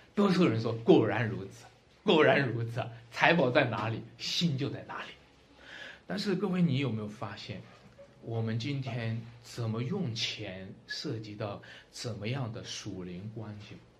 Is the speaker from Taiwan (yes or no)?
no; China; 我们中国人常常讲一句话哈